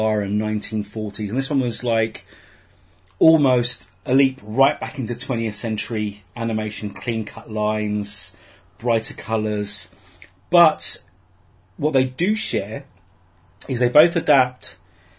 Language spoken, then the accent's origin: English; United Kingdom; we're British.